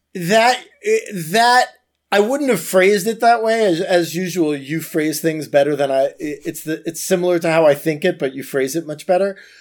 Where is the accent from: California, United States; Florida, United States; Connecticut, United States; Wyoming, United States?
Florida, United States; Florida, my home state